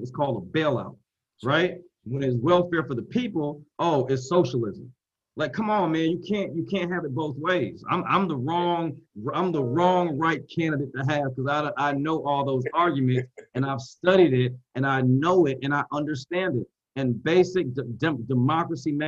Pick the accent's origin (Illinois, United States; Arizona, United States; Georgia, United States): Georgia, United States; Columbus; also born or lived in Boston, Massachusetts; I'm from Boston, right? I was born in Boston, grew up in Columbus, Georgia